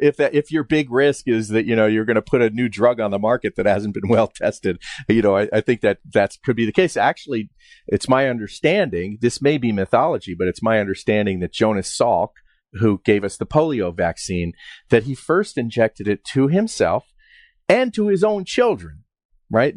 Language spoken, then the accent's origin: English; Westchester, New York, United States; moved away as an adult; also born or lived in West Virginia; I grew up in Westchester, New York